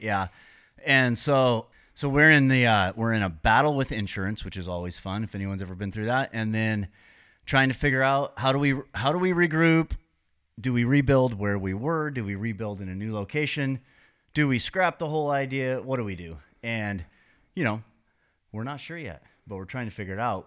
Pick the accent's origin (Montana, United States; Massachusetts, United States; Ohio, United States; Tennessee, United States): Montana, United States; moved away as an adult; also born or lived in San Diego; I grew up in Montana, but when I turned about thirty, I moved to San Diego